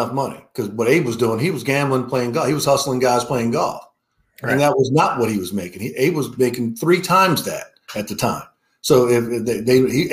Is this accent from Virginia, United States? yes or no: yes; Richmond, Virginia, United States; I grew up in Richmond, Virginia.